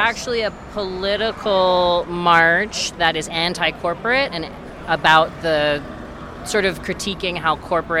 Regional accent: New York City, New York, United States; I'm from New York

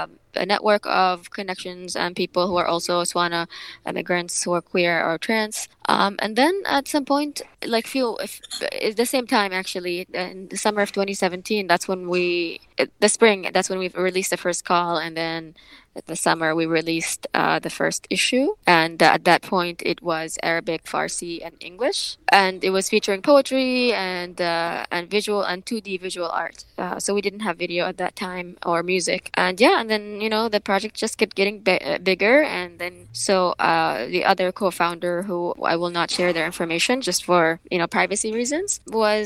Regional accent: Yemen; also born or lived in Boston, United States; now in San Francisco / Oakland, United States; I am originally from Yemen. I immigrated here to the US 10 years ago.

